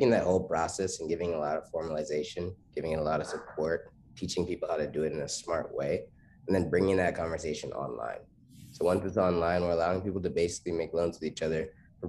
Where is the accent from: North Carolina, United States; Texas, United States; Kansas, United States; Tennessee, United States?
North Carolina, United States; Charlotte; where I'm from Charlotte, North Carolina.